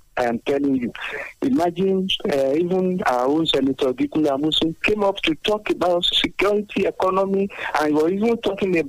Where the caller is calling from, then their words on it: Abeokuta, Ogun State, Nigeria; from Abeokuta.